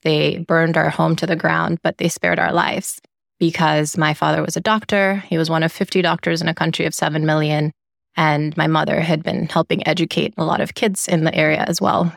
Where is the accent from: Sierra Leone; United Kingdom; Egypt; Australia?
Sierra Leone; Freetown, Western Area; now in United States; I grew up in Sierra Leone in West Africa, and I love to share that the capital city where I grew up is called Freetown